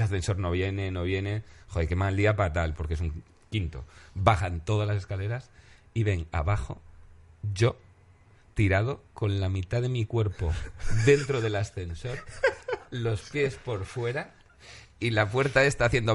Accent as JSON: {"language": "Spanish", "region": "Galicia", "country": "Spain", "said": "soy gallego"}